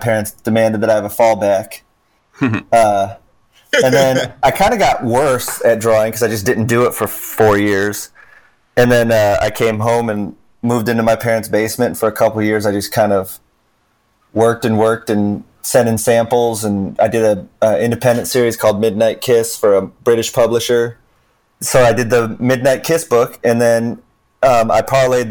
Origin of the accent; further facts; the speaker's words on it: Troy, Michigan, United States; I grew up in Troy, Michigan